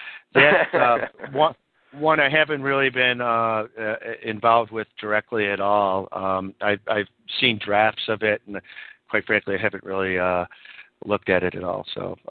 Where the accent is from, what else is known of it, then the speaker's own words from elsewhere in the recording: California, United States; I'm speaking now from my home state, California.